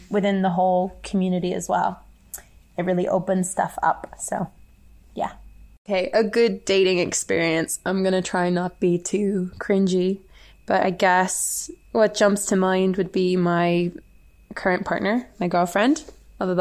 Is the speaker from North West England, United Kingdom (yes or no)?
no; Northern Ireland, United Kingdom; moved away as an adult; now in Guangzhou, China; I come from Northern Ireland, and I currently live in Guangzhou